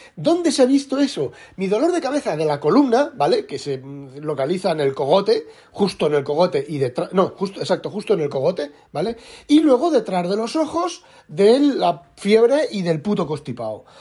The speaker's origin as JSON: {"language": "Spanish", "country": "Spain", "moved": "as an adult", "lives_now": "Netherlands", "said": "yo soy español, español, español, español, pero llevo ocho años, siete años viviendo en Holanda"}